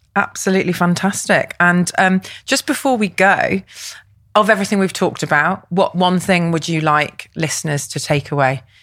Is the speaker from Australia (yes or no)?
no; Liverpool, North West England, United Kingdom; growing up in Liverpool myself